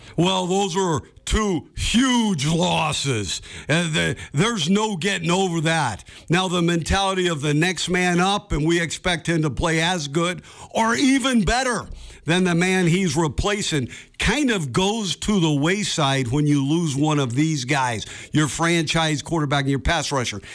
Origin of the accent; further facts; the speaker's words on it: Bay Area, California, United States; I grew up in the Bay Area